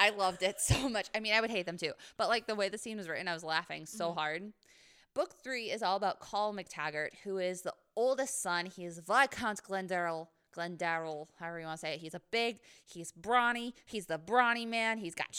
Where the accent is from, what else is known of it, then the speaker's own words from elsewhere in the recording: Scotland, United Kingdom; And as a Scot